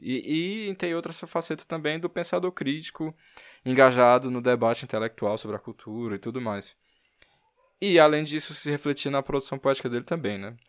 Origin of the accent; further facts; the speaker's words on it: Fortaleza, Ceará, Brazil; eu sou de Fortaleza